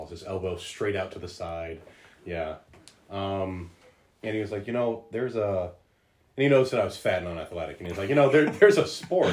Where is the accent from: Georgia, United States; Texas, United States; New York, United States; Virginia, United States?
Virginia, United States; Partlow; also born or lived in Hackberry, Louisiana; I grew up in Partlow